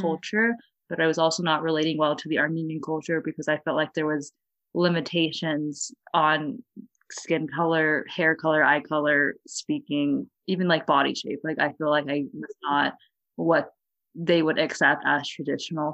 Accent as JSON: {"language": "English", "town": "Fresno", "region": "California", "country": "United States", "moved": "as an adult", "lives_now": "Washington, D.C., United States", "said": "I'm from Fresno"}